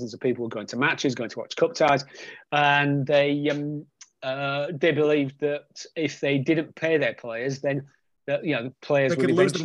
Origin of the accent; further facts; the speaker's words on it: Hull, Yorkshire and the Humber, United Kingdom; I was born and bred in Hull, which is a rugby league hotbed.